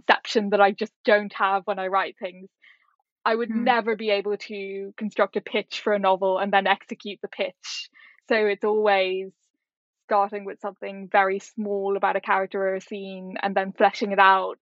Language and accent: English; Ireland; moved away as an adult; also born or lived in Singapore / Hong Kong; being Irish